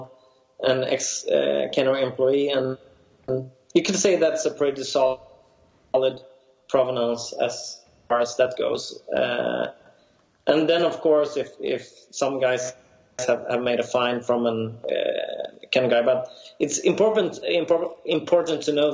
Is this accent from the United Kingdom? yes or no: no; Sweden; accent: Swedish; my Swedish accent